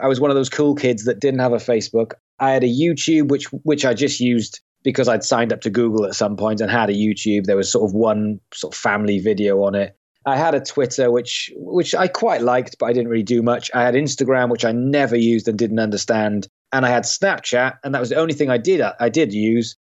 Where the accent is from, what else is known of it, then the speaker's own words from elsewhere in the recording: Swansea, Wales, United Kingdom; I come from a, a city in Wales called Swansea. So I grew up in Swansea.